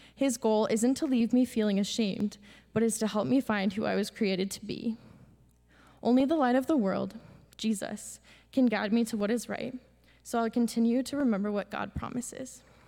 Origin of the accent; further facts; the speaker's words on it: Pella, Iowa, United States; I'm from Pella, Iowa.